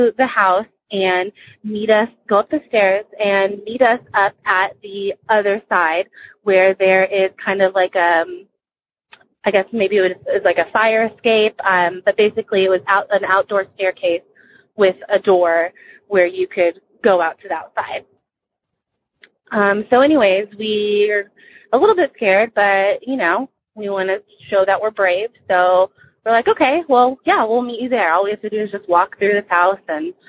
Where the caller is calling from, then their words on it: Dallas, Texas, United States; Hi, Brewskies. … I'm from Dallas, Texas.